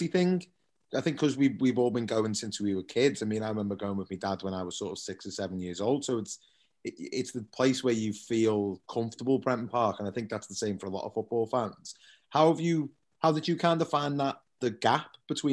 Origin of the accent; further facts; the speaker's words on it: Birkenhead, North West England, United Kingdom; I grew up in Claughton.